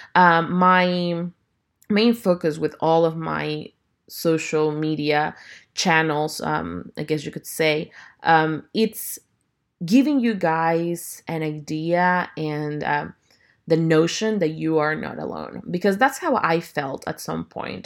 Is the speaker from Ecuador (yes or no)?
yes; Ecuador; now in Houston, United States; I'm originally from Ecuador, and I currently live in Houston, Texas.